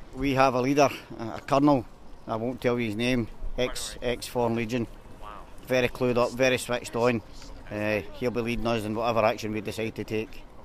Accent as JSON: {"language": "English", "town": "Glasgow", "region": "Scotland", "country": "United Kingdom", "said": "I'm from Glasgow"}